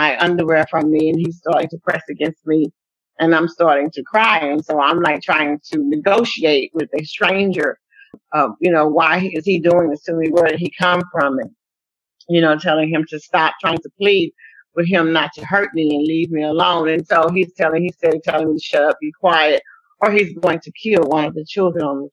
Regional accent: Waco, Texas, United States; moved away; Waco is actually my hometown where I was born and bred, Texas

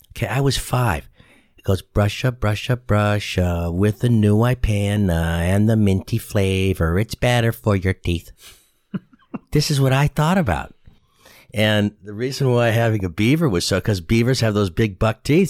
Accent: Boston, Massachusetts, United States; accent: Boston; moved away as an adult; now in San Antonio, United States; I grew up in Boston, Massachusetts

